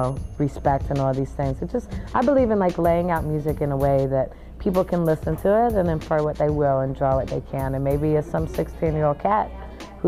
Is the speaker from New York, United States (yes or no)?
no; Oakland, California, United States; moved away as an adult; now in Los Angeles, United States; I'm from Oakland, but I currently reside in LA.